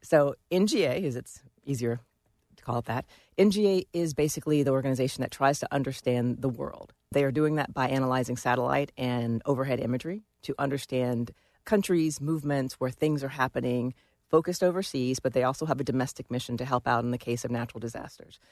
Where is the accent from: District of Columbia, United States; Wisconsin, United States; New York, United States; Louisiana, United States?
District of Columbia, United States; Washington; I grew up here in Washington, D C